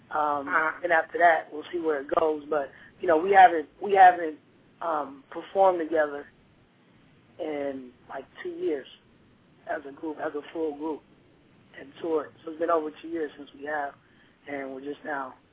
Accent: Philadelphia, Pennsylvania, United States; moved away; I'm originally from Philadelphia, and that's where all my family is.

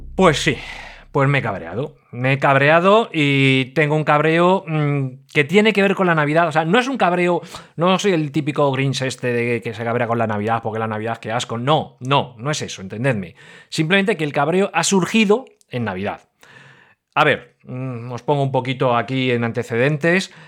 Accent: Madrid, Community of Madrid, Spain; moved away; no vivo ahora en Madrid, pero yo soy madrileño, o oh, madrileño, pero madrileño, madrileño

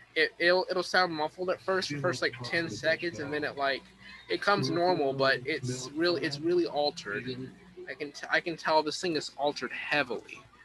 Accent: East Coast, United States; I am from the East Coast.

